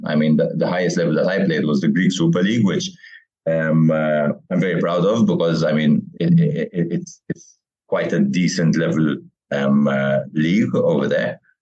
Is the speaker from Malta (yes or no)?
yes; Malta; also born or lived in Kingston, England / Weybridge, Surrey, England / Qormi, Malta; I moved back here when I was around five years old